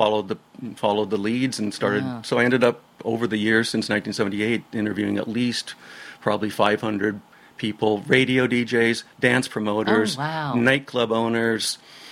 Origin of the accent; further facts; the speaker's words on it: Olympia, Washington, United States; also born or lived in Seattle; I was born in Seattle and raised mostly in Olympia.